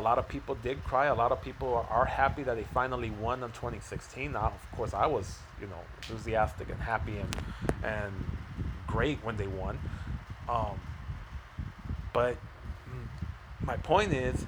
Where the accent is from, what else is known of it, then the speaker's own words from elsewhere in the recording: Chicago, Illinois, United States; I'm born and raised in Chicago